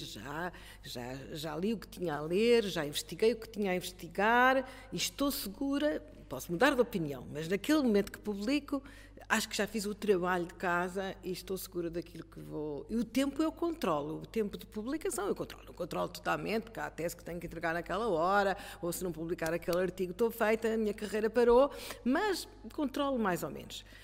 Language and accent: Portuguese; Coimbra, Centro, Portugal; sou de Coimbra